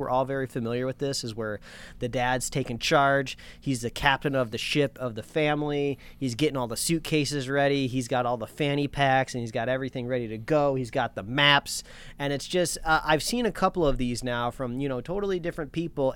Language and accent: English; Indiana, United States; also born or lived in Los Angeles County, California; now in Los Angeles, United States; I grew up in Indiana where fireworks were legal, but I was right across the border from Michigan